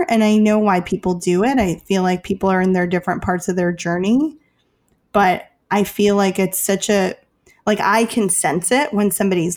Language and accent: English; Chicago, Illinois, United States; I'm from Chicago